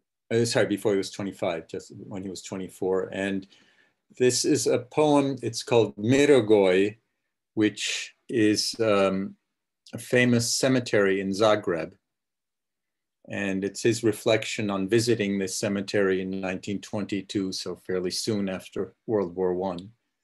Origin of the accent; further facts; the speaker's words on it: Prague, Czechia; born there; Right, I was born in Prague, yeah.